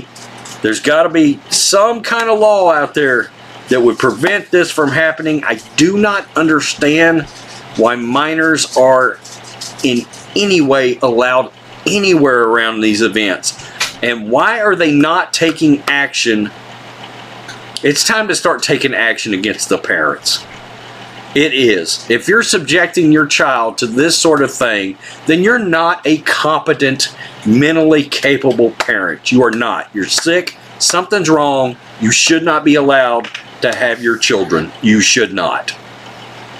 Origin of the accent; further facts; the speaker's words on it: Texas, United States; as a Texan